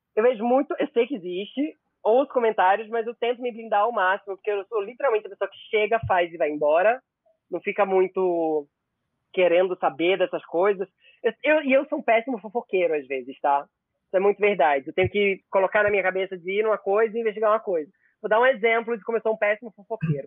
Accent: interior of Pernambuco, Brazil; also born or lived in Recife; now in São Paulo, Brazil; eu nasci no Recife, mas eu cresci numa cidade no interior de Pernambuco

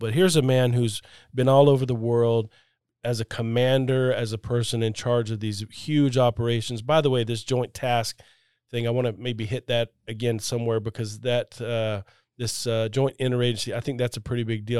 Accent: Florida, United States; I grew up in Florida and I spent a lot of time on boats

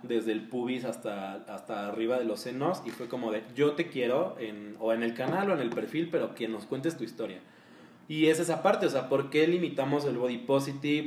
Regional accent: Mexico; todos de aquí somos mexicanos

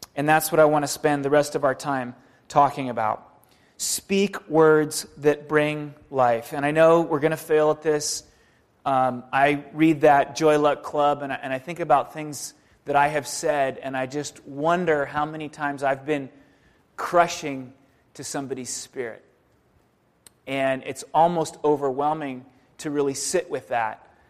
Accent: San Diego, California, United States; moved away; I'm from San Diego originally

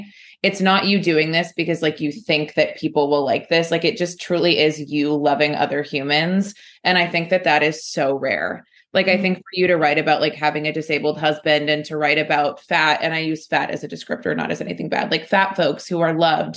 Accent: Orange County, California, United States; moved away as an adult; also born or lived in Los Angeles, United States; now in New York, United States; I grew up in Orange County and then I lived in LA for 6 years, moved to New York. It's my third year here

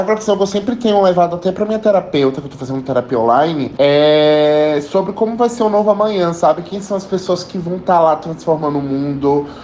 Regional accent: Salvador, Bahia, Brazil; Tenho 26 anos, sou de Salvador, nordestino

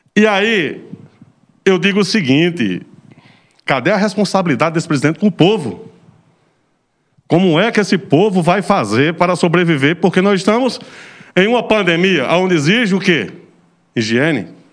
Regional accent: Serra Talhada, Pernambuco, Brazil; eu sou oriundo da zona rural, represento zona rural

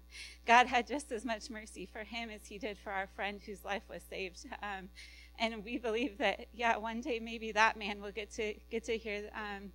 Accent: Iowa, United States; also born or lived in California; now we're back in the Midwest. We're from Iowa

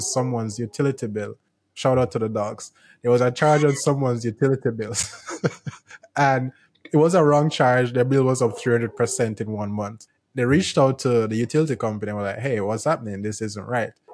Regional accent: Jamaica; I'm from Jamaica

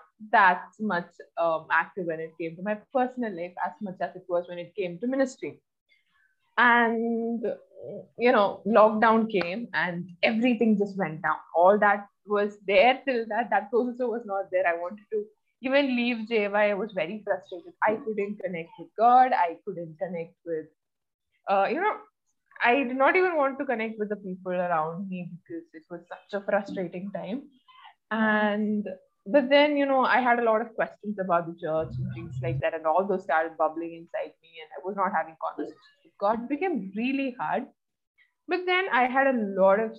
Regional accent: Oman; also born or lived in Kerala, India; I was born in Kerala, but I was brought up in Oman

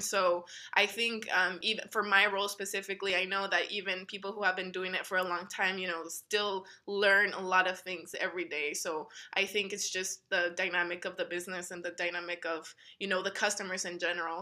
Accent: El Paso, Texas, United States; moved away as an adult; also born or lived in Missouri; growing up in El Paso and never really leaving

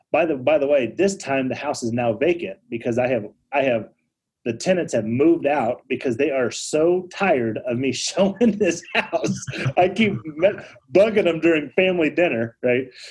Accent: Denver, Colorado, United States; I'm from Denver

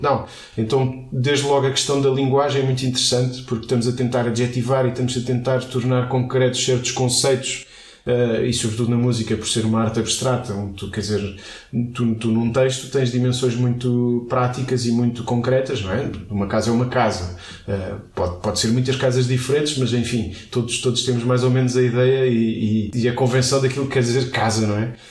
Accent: Alcobaça, Centro, Portugal; also born or lived in Leiria; eu sou de Alcobaça, comecei, comecei a estudar eh, música

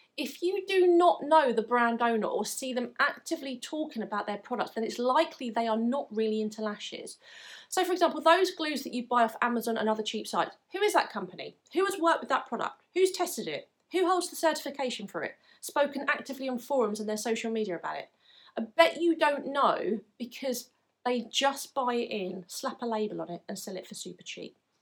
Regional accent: England, United Kingdom; from my accent you may be able to tell that I'm from England

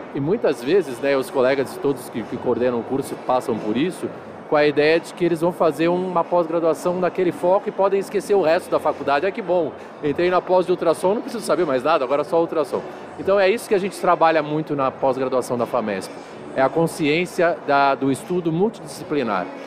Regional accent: Santos, São Paulo, Brazil; eu sou de Santos, é, atuei sempre lá em Santos com clínica médica e cirúrgica geral

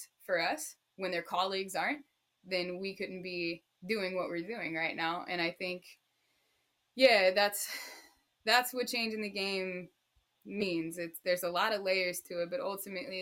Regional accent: Austin, Texas, United States; moved away; also born or lived in Arizona; I'm from Austin, Texas originally.

